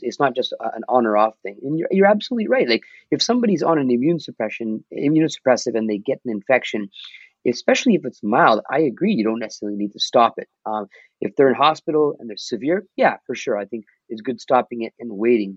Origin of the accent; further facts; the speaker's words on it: Mississauga, Ontario, Canada; I'm from Mississauga, so we have a massive South Asian population right. here